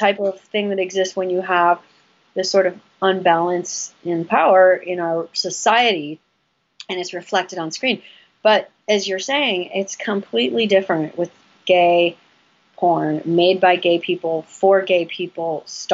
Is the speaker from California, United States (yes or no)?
yes; West Hollywood, California, United States; we grew up in West Hollywood